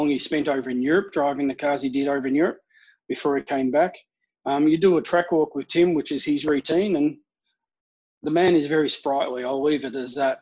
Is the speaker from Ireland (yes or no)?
no; Melbourne, Victoria, Australia; I'm from Melbourne.